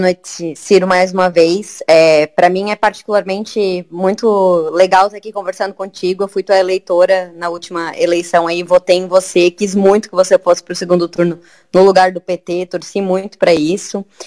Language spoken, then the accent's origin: Portuguese; Santa Catarina, Brazil; eu sou de Santa Catarina